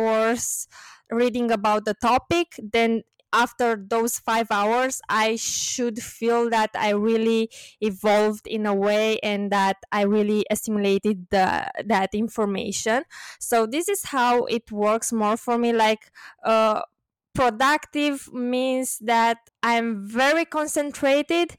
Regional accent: Bucharest, Romania; also born or lived in London; growing up in Romania, spending time in Romania and Romania in general, because it is my country, of course.

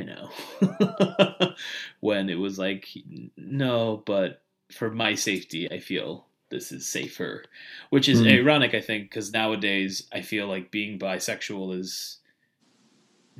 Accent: New York City, New York, United States; now in South Florida, United States; I'm originally from New York. Grew up in the Bayside area, which is like the border of Queens and Long Island.

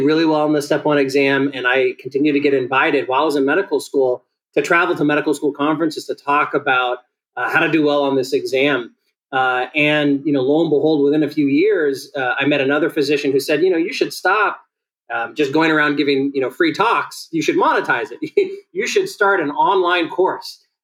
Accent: San Diego, California, United States; The child of Ethiopian immigrants, I was born in San Diego

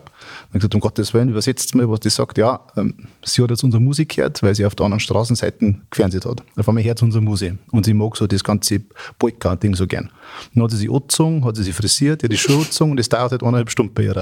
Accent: Germany; bei uns in Deutschland

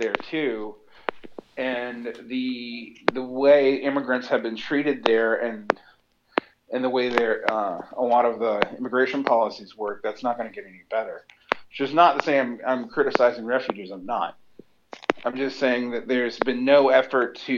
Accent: Macon, Georgia, United States; moved away as an adult; now in Egypt; I come from Macon, Georgia

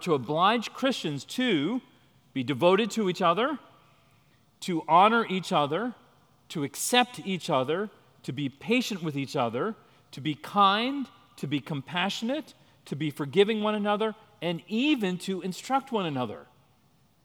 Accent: India; I'm Indian, so every other cousin is a doctor

